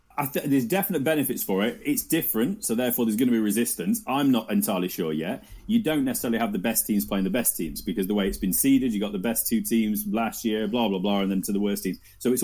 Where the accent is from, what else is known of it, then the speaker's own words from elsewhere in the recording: Nottinghamshire, East Midlands, United Kingdom; we're from Notts. I'm a Notts boy.